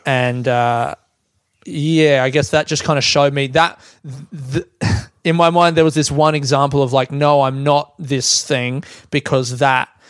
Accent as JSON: {"language": "English", "country": "Australia", "also_born_or_lived": "London, United Kingdom", "said": "I built my um, identity in London around like I'm an Australian guy, and the joke that I had was now I'm back in Australia"}